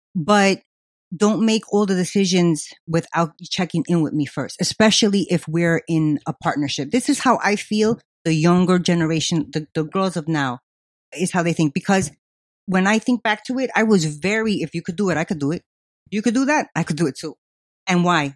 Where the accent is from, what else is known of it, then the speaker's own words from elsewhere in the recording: New York City, New York, United States; I was from Queens